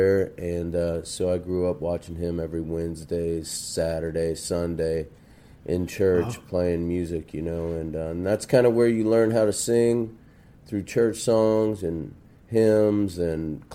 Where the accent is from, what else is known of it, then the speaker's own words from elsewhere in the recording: northern Kentucky, United States; also born or lived in Cincinnati, Ohio; I grew up in northern Kentucky, and originally I was born in Cincinnati and lived in Madisonville